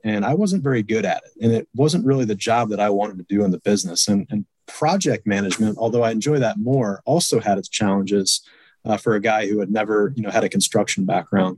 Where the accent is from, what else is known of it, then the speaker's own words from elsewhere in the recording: Boston, Massachusetts, United States; now in Indianapolis, United States; I'm originally from Boston, Massachusetts. I currently reside in the great Hoosier state uh, in Indianapolis, Indiana